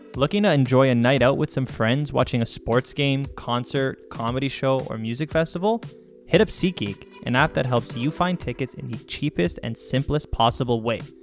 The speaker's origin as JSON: {"language": "English", "town": "Toronto", "region": "Ontario", "country": "Canada", "said": "I'm from Toronto."}